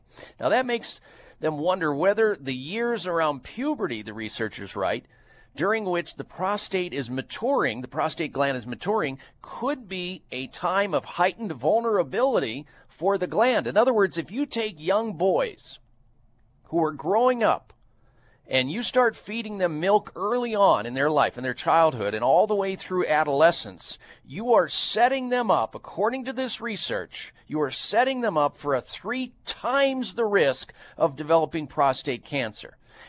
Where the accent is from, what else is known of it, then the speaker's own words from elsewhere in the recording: Midwest, United States; you know how many jugs and gallons of cow milk I threw back growing up in the Midwest?